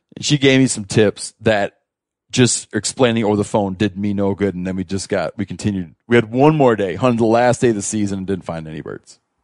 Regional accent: Michigan, United States; moved away; I grew up in Michigan, right? We moved out west

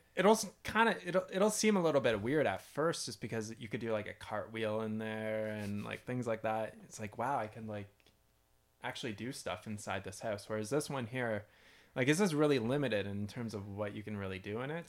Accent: London, Ontario, Canada; moved away as an adult; also born or lived in British Columbia; now in Arizona, United States; moved back to where I grew up in London, Ontario

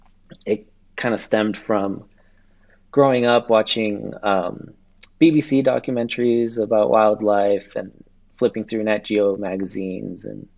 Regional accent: Los Angeles, California, United States; also born or lived in Ventura County, California; I'm from California, and I grew up in Los Angeles, and I'm currently living in Ventura County right now.

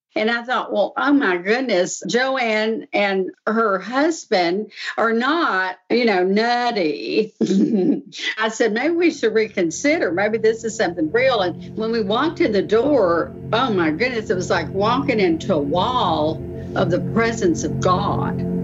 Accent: Texas, United States; now in Pittsburgh, United States; I'm originally from Texas, and I've lived here in Pittsburgh area for 43 years.

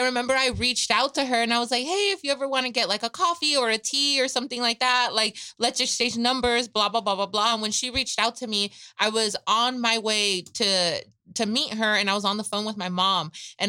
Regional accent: Michoacán, Mexico; I'm from Michoacán.

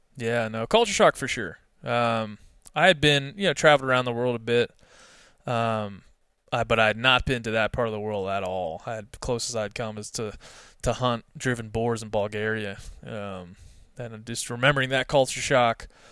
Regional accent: East Coast, United States; also born or lived in Texas; now in Bozeman, Montana, United States; originally from the East Coast

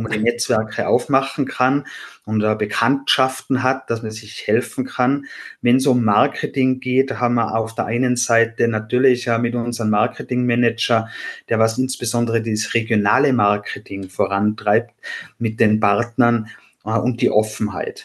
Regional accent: Austria; accent: Austrian; Wie man hört, bin ich Österreicher. Das kann ich durch meine Aussprache leider nicht verstecken.

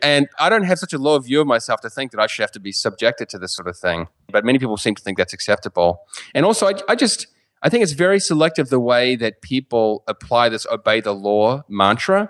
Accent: New Zealand; first language English; moved away as an adult; now in United States; as a New Zealander

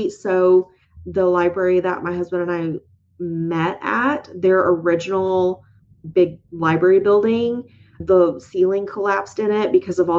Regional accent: Atwater, Minnesota, United States; Three, my family is part of the history of my hometown of Atwater, Minnesota. My family owned a small grocery store for 42 years.

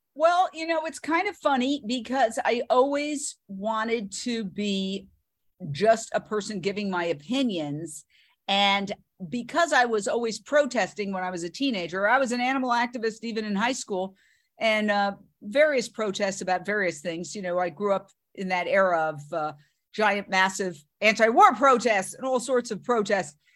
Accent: New York City, New York, United States; moved away as an adult; also born or lived in Fort Myers, Florida / Minneapolis / Philadelphia / Los Angeles; I grew up in Manhattan, went to NYU

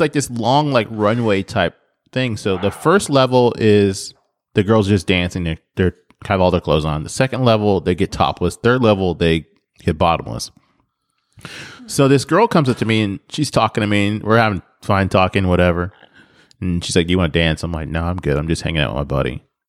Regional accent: Nebraska, United States; moved away; growing up in Nebraska

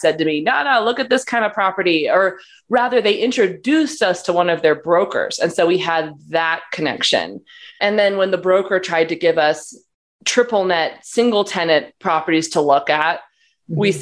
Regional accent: Portland, Oregon, United States; moved away; also born or lived in Los Angeles, California; My family's from Portland. I'm from Portland, Oregon.

